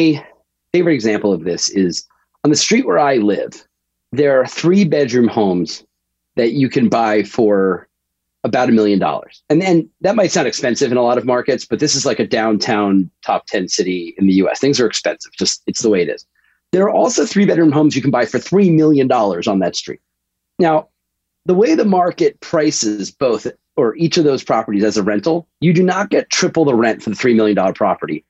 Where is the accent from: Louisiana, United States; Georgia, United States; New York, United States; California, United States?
New York, United States; moved away as an adult; also born or lived in Boston; I grew up in New York and moved to Boston for college